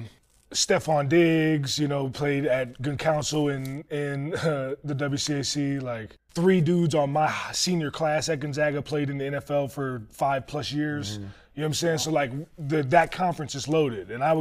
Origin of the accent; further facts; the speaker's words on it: Severn, Maryland, United States; also born or lived in Baltimore; growing up in Pioneer City, growing up in Severn, Maryland